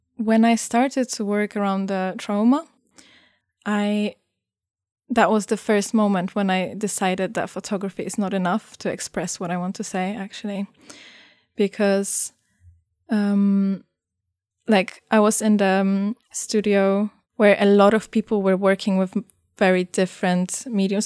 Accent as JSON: {"language": "English", "country": "Poland", "said": "I come from Poland"}